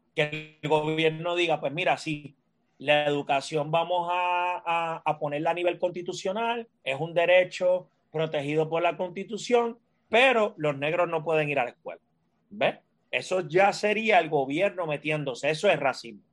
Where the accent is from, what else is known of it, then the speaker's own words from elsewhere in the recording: Puerto Rico; yo soy un, un, afrodescendiente o un afropuertorriqueño o un afroboricua, eh, como, como deseen llamarlo. En Arroyo Bichuera soy un puertorriqueño negro